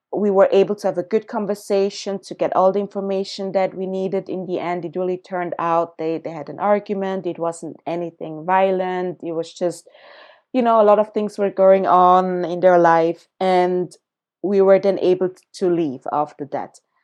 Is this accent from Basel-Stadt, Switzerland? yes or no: no; Zurich, Switzerland; also born or lived in Accra, Ghana; I was born in Ghana, in Accra, when I was three years old. My family, basically my mom, migrated with me to Zurich, Switzerland, to another continent, to a very white community where I grew up.